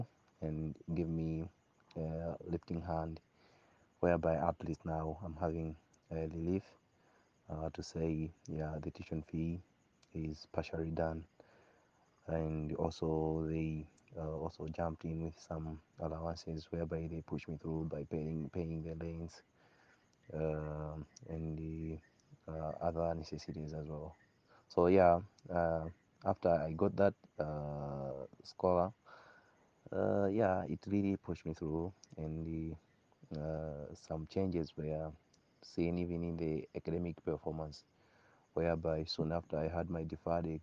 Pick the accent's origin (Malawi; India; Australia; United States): Malawi; also born or lived in Lilongwe, Malawi; I am from Lolo area, and that's where I am currently doing having my holiday